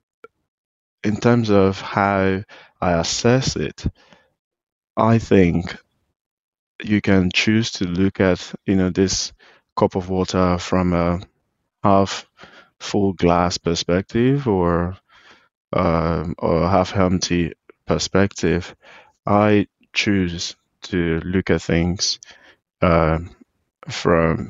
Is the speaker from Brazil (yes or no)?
no; Nigeria; as a Nigerian